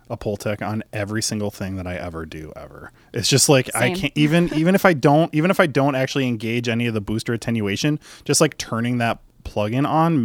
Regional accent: Illinois, United States; accent: Chicago; I've always just been like Mag with my stupid Chicago accent.

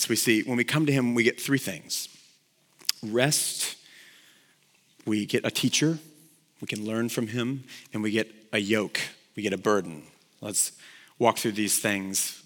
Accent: Texas, United States; I played football in high school because I grew up here in Texas

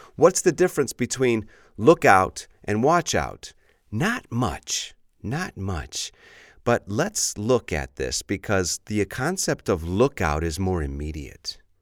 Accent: Chicago, Illinois, United States; I'm from Chicago

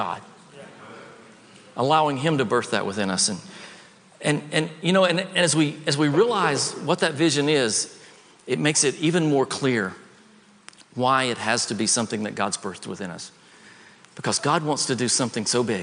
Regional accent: the South, United States; I grew up in the South

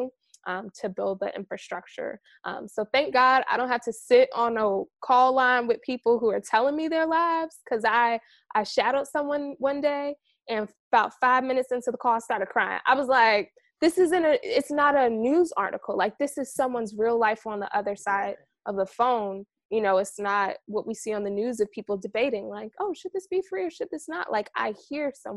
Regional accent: New York, United States; moved away; I'm originally from New York

